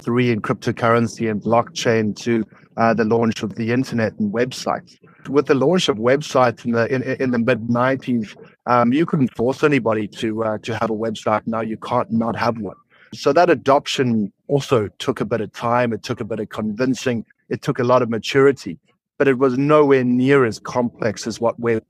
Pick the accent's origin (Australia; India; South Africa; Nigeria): South Africa; I'm also a South African